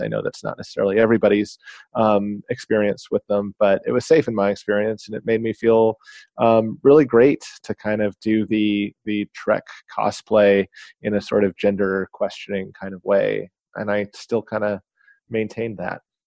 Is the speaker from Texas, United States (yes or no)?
no; Knoxville, Tennessee, United States; I grew up in Knoxville, Tennessee